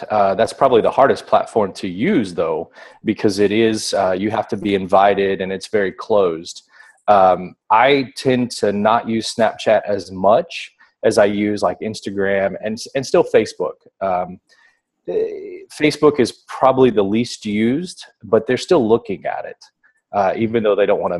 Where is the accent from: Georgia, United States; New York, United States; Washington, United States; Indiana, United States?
Indiana, United States; also born or lived in Florida; now in Texas, United States; I was born in Indiana. Yeah, born in Indiana. Okay. So I served in Indiana, Florida, and now Texas.